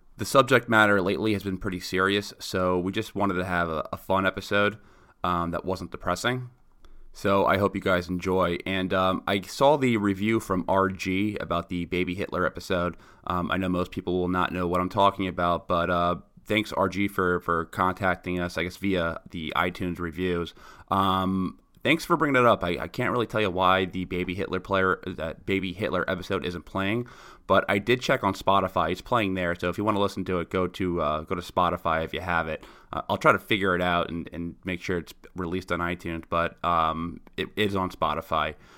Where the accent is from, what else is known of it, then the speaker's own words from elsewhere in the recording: New York, United States; being a New Yorker